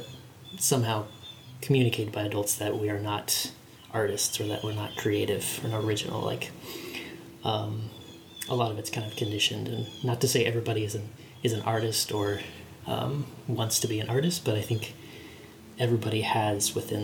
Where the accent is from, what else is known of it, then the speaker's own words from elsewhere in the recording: Kansas City, United States; I'm from Kansas City, okay. Born and raised, still live here